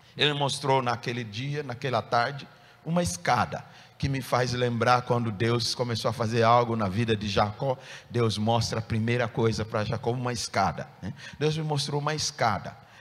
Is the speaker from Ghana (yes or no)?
yes; Ghana; moved away as an adult; no meu país de nascença, onde eu nasci, país de Gana